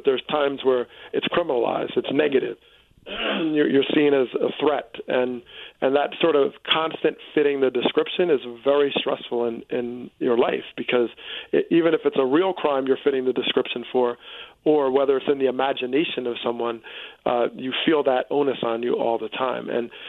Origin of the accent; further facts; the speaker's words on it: Teaneck, New Jersey, United States; I grew up in Teaneck, New Jersey, which voluntarily desegregated in the 60s.